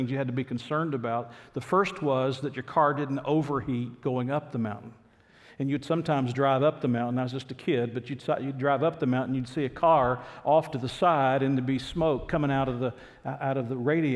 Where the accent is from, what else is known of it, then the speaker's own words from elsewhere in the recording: Atlanta, Georgia, United States; moved away; Mary and I grew up in Atlanta, Georgia